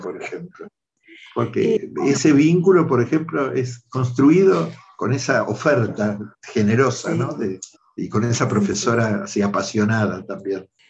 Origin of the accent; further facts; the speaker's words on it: Mar del Plata, Buenos Aires Province, Argentina; moved away; Yo nací en Mar del Plata, soy bonaerense, así en esa ciudad